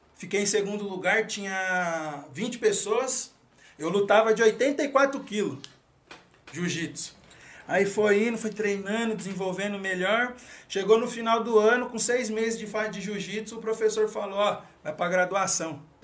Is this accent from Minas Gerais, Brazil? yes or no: no; Mairiporã, São Paulo, Brazil; sou nascido e criado aqui em Mariporã mesmo, lá na, no, bairro, no bairro da Caceia.